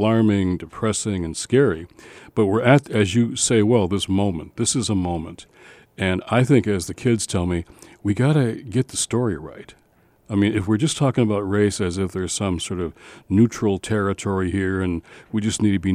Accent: Detroit, Michigan, United States; moved away; also born or lived in Redford Township, Michigan; I'm from Detroit.

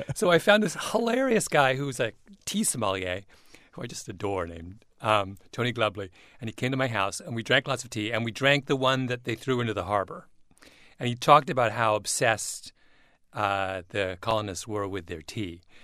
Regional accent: Canada; I'm a Canadian

